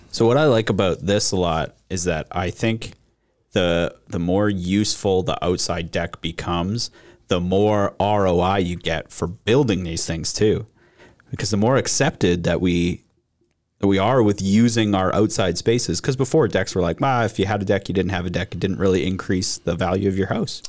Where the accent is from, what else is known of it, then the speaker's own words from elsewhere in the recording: Regina, Saskatchewan, Canada; I grew up in Regina